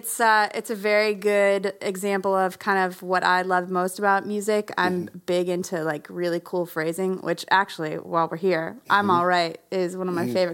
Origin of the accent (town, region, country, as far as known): New Hampshire, United States; now in Nashville, United States